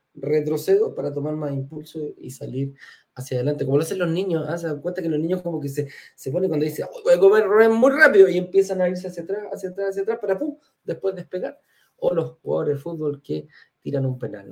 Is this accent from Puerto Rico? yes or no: no; Chile; yo soy chileno